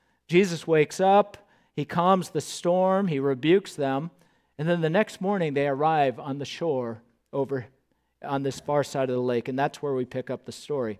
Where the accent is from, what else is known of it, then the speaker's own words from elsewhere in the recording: Southern California, United States; moved away as an adult; now in Moorhead, United States; I grew up in Southern California